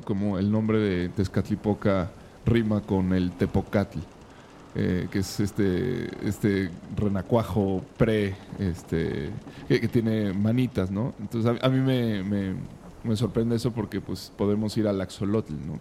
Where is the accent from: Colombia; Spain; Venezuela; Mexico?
Mexico; somos los mexicanos